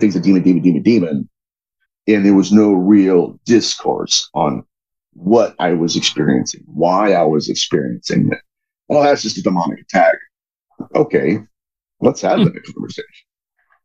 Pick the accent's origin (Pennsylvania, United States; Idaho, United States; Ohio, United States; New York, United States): Ohio, United States; Dayton; I grew up in Dayton